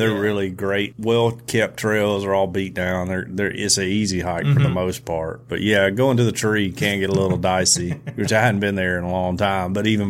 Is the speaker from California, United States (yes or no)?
no; Alabama, United States; I'm from Fed, Alabama.